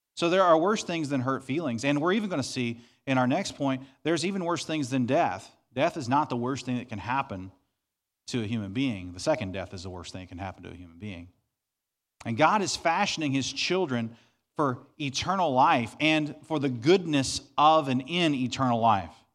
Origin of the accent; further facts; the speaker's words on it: Southeast Missouri, United States; I grew up in Southeast Missouri on thirty acres of property.